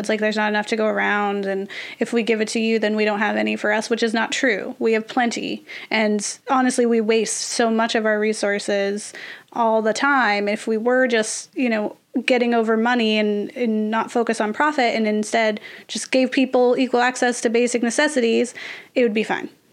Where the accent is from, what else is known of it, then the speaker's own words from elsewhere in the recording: United States; as an American